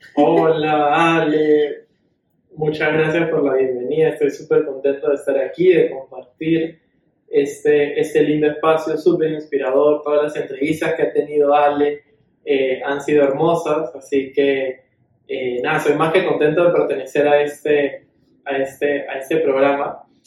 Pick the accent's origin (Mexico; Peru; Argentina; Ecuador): Peru; como peruanos